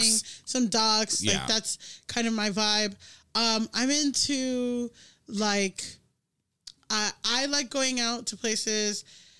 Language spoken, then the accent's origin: English; Miami, Florida, United States; moved away; also born or lived in Orange County, California; because I grew up in Miami